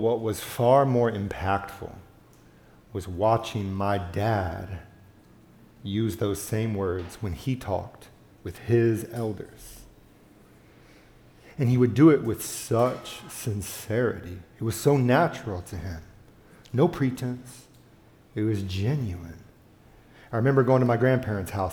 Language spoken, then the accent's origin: English; the South, United States; I grew up in the South